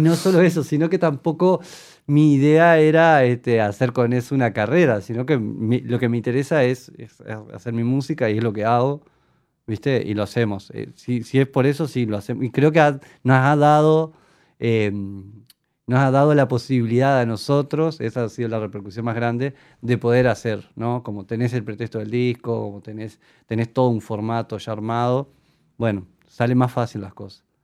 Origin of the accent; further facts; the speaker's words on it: Young, Río Negro, Uruguay; moved away as an adult; also born or lived in Bellaco; now in Montevideo, Uruguay; Pero nací en Jung, toda mi niñez y mi adolescencia fue de Jung